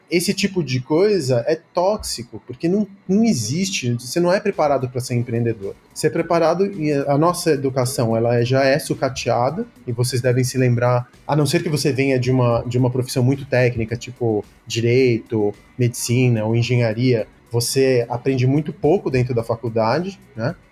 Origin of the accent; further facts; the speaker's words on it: Brazil; also born or lived in Córdoba, Argentina; sou filho, neto e bisneto de comunistas, de militantes comunistas aqui no Brasil. E aí eu vim para cá com 5 anos de idade